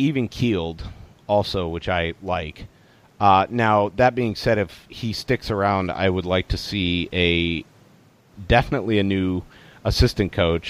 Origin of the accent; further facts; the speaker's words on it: Alaska, United States; moved away as an adult; also born or lived in Denver, Colorado / Kansas City; I lived in Alaska from when I was 7 to 25.